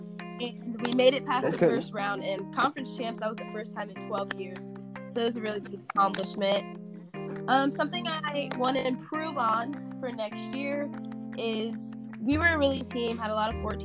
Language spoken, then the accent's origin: English; Des Moines, Iowa, United States; I'm from Des Moines, Iowa